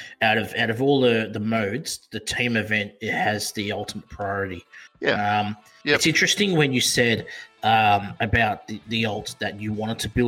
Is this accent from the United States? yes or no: no; Perth, Western Australia, Australia; all the way from Perth, Western Australia, my hometown